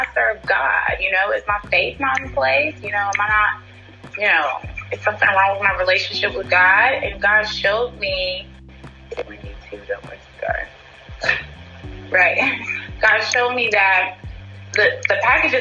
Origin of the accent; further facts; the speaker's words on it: North Carolina, United States; I'm from North Carolina